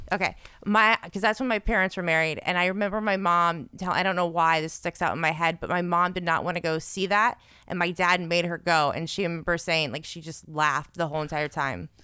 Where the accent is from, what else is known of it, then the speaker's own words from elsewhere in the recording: South Florida, United States; I went to a Christian school growing up in South Florida